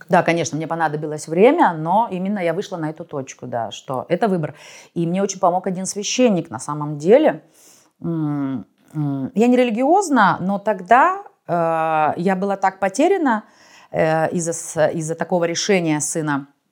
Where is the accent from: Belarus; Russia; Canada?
Russia; moved away as an adult